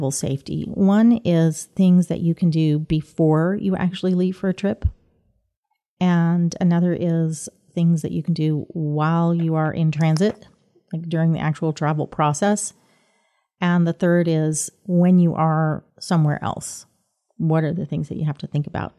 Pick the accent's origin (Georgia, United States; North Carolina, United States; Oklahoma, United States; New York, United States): Oklahoma, United States; also born or lived in England / France / India; I grew up in Oklahoma, but my family traveled quite a bit. So I lived in England two